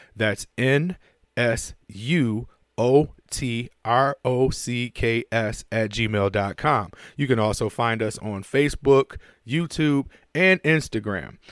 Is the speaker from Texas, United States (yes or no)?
no; Buffalo, New York, United States; my hometown, I wanna shout out, you know, Buffalo holding me down.